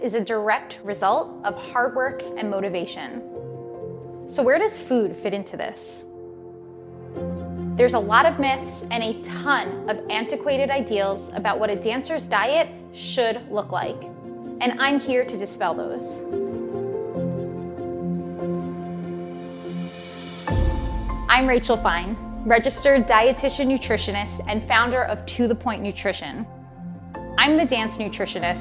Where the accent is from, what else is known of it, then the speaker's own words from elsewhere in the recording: Canada; I am a Canadian actor and dancer